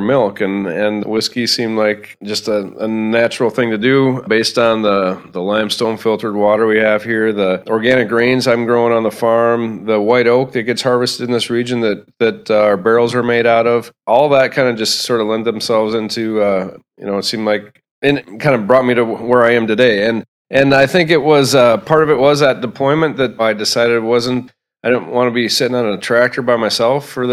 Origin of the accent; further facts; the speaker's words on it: Spring Grove, United States; I grew up here in Spring Grove, where we're at right now